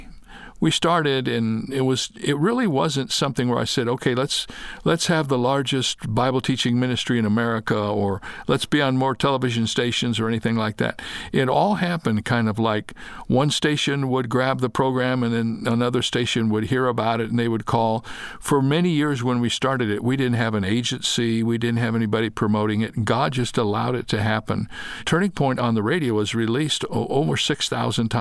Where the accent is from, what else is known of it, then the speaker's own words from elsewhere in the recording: Toledo, Ohio, United States; moved away as an adult; also born or lived in Dallas, Texas / Fort Wayne, Indiana; now in California, United States; I was born in Toledo, Ohio. I lived in the Midwest